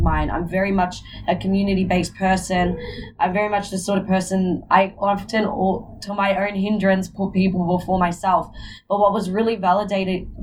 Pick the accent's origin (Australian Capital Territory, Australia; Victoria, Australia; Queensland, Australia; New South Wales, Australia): Victoria, Australia; Melbourne; I was born and raised in Australia